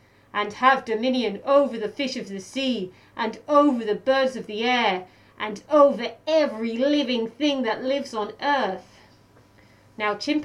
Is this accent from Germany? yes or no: no; Welwyn Garden City, East of England, United Kingdom; moved away as an adult; also born or lived in Manchester, United Kingdom / Bristol, United Kingdom; now in Melbourne, Australia; So I'm from Welwyn Garden City, which is a small town north of London.